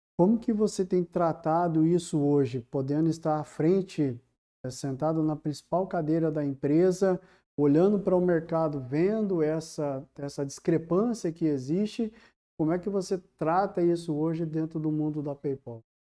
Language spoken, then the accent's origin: Portuguese; Brazil; cultura nossa enquanto brasileiros